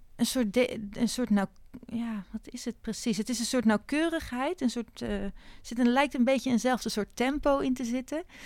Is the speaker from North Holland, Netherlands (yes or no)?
yes; Haarlem, North Holland, Netherlands; ik ben in Haarlem opgegroeid